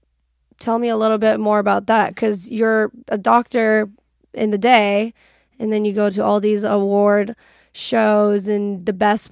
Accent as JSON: {"language": "English", "country": "Iran", "tie": "born or raised there", "moved": "as an adult", "lives_now": "United States", "said": "I was born and raised in Iran."}